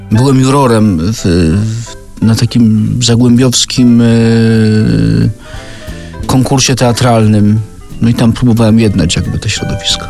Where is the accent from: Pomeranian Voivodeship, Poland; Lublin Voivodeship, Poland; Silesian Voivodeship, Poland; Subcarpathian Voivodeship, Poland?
Silesian Voivodeship, Poland; Sosnowiec; also born or lived in Katowice; ja urodziłem się w Sosnowcu, ale w zasadzie pół życia mieszkałem w Katowicach